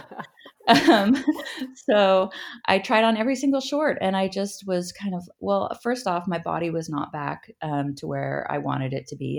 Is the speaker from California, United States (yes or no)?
yes; Berkeley, California, United States; I grew up in Berkeley, California